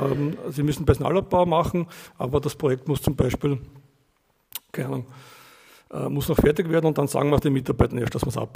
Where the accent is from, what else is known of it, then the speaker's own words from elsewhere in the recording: Austria; genau. Ich komme aus Österreich.